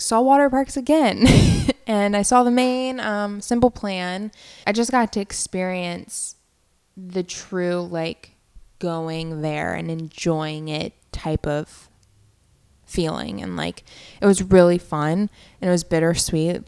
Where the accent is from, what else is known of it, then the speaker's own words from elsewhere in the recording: Virginia, United States; moved away as an adult; also born or lived in Orlando; now in Philadelphia, United States; I was in Virginia, in my hometown, for the month of July.